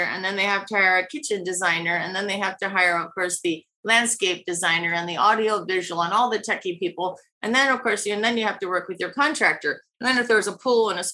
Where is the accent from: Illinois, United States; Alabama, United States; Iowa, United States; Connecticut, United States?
Iowa, United States; moved away as an adult; also born or lived in New York City / Los Angeles; now in Laguna Beach, United States; my little town in Iowa of 10,000 people